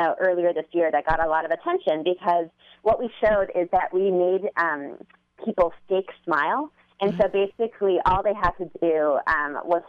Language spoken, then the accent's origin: English; Canada; I'm Canadian, so I will say that I, you know, I grew up in a very different environment